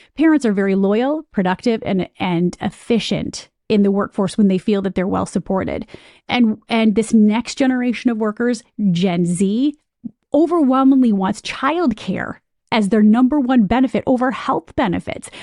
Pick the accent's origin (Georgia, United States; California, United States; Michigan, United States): Michigan, United States; moved away as an adult; also born or lived in Ohio / Chicago / New York; I'm from Michigan